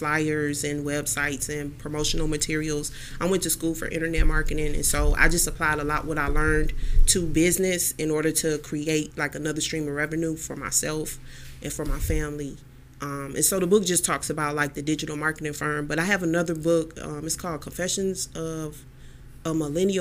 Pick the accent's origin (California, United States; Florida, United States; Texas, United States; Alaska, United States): Texas, United States; Houston; now in Cleveland, United States; I'm here in Cleveland, Ohio now. I'm from Houston, Texas